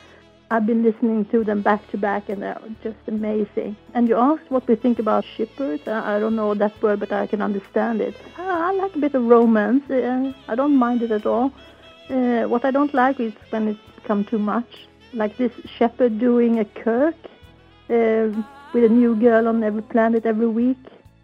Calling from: Sweden; I'm calling from Sweden.

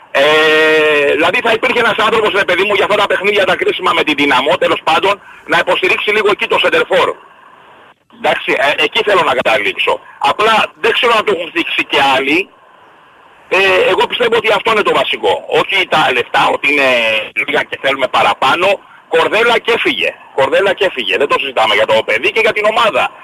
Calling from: Nea Perama, Greece; είμαι από Νέα Πέραμα, έτσι.

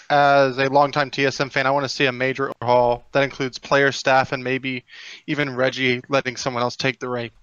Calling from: Houston, Texas, United States; Houston, Texas.

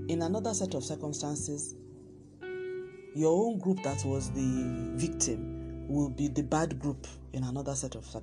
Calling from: Lagos, Nigeria; I'm I'm recording from Lagos, Nigeria

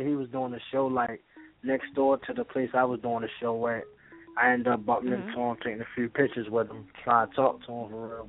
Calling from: Baltimore, Maryland, United States

